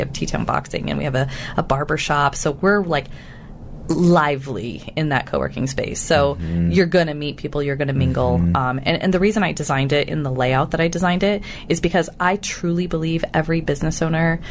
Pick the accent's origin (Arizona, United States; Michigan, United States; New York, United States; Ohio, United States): Arizona, United States; Tucson; I'm a native Tucsonan